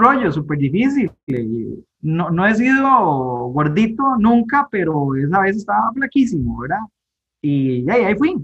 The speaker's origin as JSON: {"language": "Spanish", "town": "Guápiles", "region": "Limón", "country": "Costa Rica", "tie": "born or raised there", "said": "yo crecí en Guapiles acá en Pocosí, pertenece a la provincia de Limón, eh, nací acá en Guapiles"}